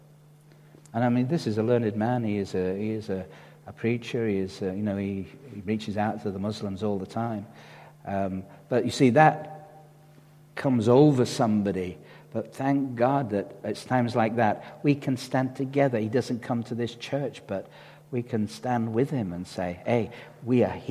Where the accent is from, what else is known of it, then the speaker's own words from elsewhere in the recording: Dewsbury, Yorkshire and the Humber, United Kingdom; where do you come from? We used to say, well, Dewsbury